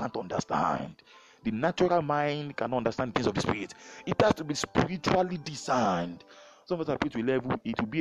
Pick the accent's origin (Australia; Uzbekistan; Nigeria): Nigeria; moved away as an adult; now in Canada; we are not escaping from Nigeria. We are fulfilling purpose outside Nigeria. If God tells us to go back to Nigeria tomorrow, we'll go back